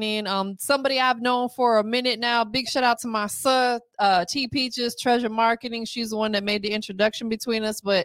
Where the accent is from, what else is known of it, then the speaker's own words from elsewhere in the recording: Tampa, Florida, United States; moved away as an adult; now in Atlanta, United States; I grew up in Florida myself, obviously Tampa and a couple of the surrounding areas. I'm out here in the A now